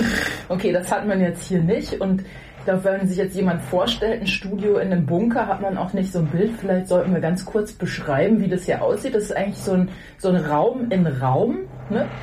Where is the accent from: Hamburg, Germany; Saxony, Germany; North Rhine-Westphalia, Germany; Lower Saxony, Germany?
North Rhine-Westphalia, Germany; Hamm; ich bin eigentlich aus Buckumhövel. Buckumhövel, das ist so ein ganz kleiner Ort in Hamm, Hamm in ah, Westfalen.